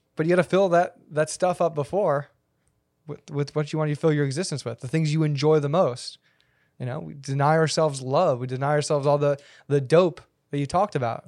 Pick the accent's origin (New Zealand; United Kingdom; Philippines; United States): United States; being an American